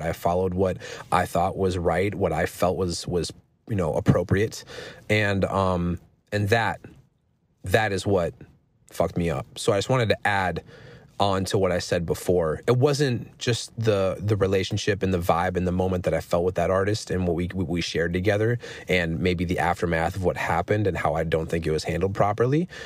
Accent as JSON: {"language": "English", "region": "Minnesota", "country": "United States", "said": "I'm from Minnesota"}